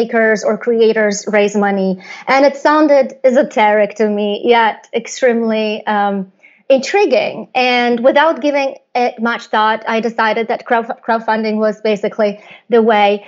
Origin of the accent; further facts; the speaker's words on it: Poland; I come from Poland